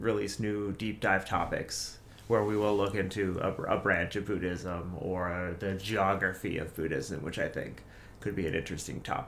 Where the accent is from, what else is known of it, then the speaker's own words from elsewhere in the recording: Whidbey Island, Washington, United States; Growing up on Whidbey